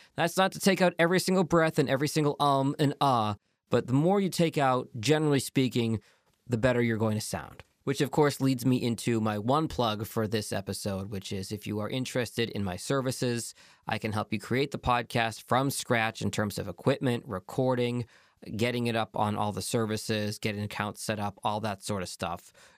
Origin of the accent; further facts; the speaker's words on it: Boston, Massachusetts, United States; now in Detroit, United States; my hometown of Boston